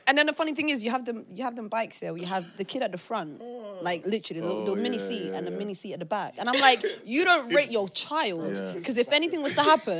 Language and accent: English; London, United Kingdom; moved away as an adult; now in Amsterdam, Netherlands; I'm from West London.